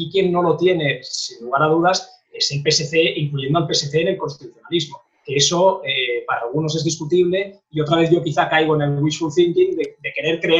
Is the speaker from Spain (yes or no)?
yes; Catalonia, Spain; first language Spanish; los que, hemos, nacido y vivido toda la vida en Cataluña